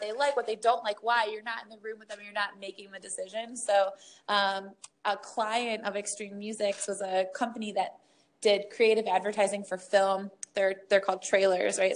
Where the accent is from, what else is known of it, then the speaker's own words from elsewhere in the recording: Michigan, United States; growing up in Michigan